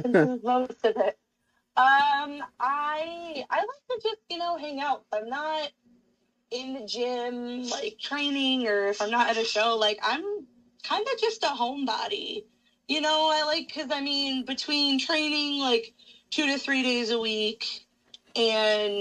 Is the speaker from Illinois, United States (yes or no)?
no; Westfield, Massachusetts, United States; born or raised there